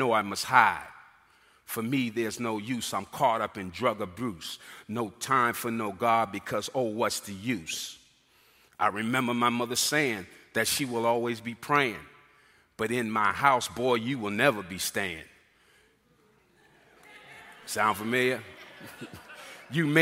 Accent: Boston, Massachusetts, United States; moved away as an adult; coming from Boston, which I'm originally from Boston, Massachusetts

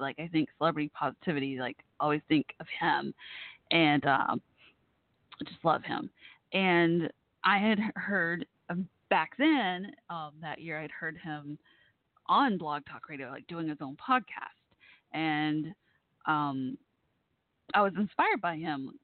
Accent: Dallas, Texas, United States; Dallas, my hometown area

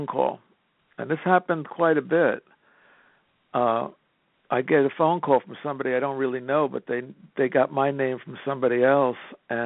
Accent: Jersey City, New Jersey, United States; also born or lived in England; I'm born and raised in Jersey City.

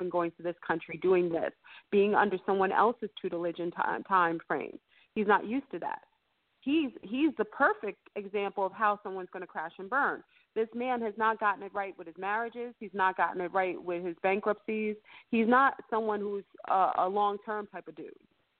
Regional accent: New York, United States; I'm going to keep it real, we're from New York.

